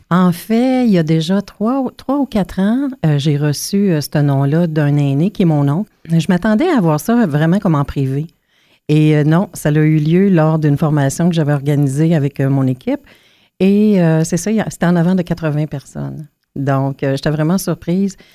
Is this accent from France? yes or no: no; Pikogan, Quebec, Canada; j'ai grandi à un kilomètre ou deux de la réserve euh, d'où je viens, parce que je viens de Picogan, en Abitibi